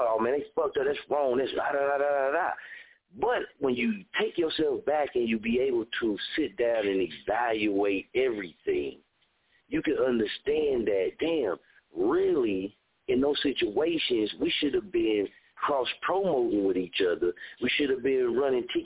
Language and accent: English; Muskogee, Oklahoma, United States; moved away; when I came back to my hometown, I didn't get that welcome to my arms on the streets